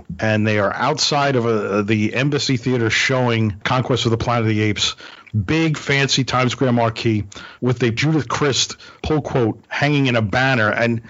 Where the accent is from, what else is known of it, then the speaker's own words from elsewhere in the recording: Brooklyn, New York, United States; And he and I grew up in Brooklyn, New York in the 70s, right around the corner from each other, didn't know each other until we went to college.